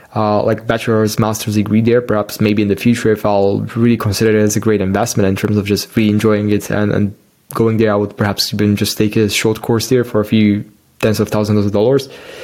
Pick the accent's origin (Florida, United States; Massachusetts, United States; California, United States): Florida, United States; Miami; born there; I just like randomly went there because I was born in Miami and I rented the car